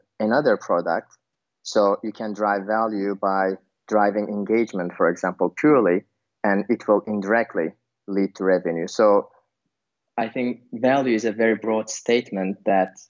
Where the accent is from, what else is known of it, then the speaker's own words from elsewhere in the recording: Turkey; also born or lived in Berlin, Germany; now in Vilnius, Lithuania; I'm originally from Turkey. And I lived in multiple countries. And currently I'm living in Vilnius, Lithuania